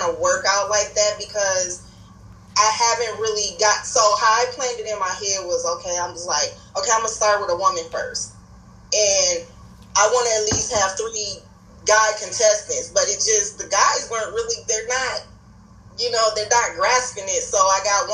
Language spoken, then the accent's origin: English; Minnesota, United States; also born or lived in Gary, Indiana; I was born in Gary, Indiana, but I've been living here in Minnesota since the age of 5.